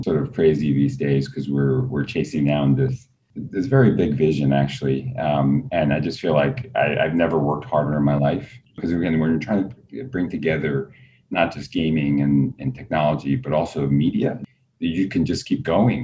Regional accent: New York City, New York, United States; I grew up in Queens

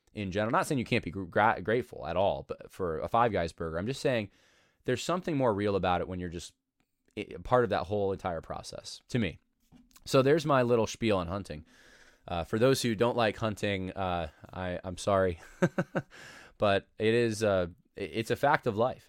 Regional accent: New York, United States; moved away as an adult; we moved away from New York

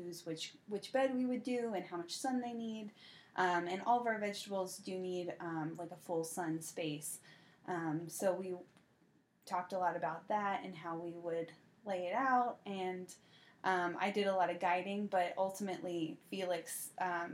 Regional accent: the South, United States; I'm from the South

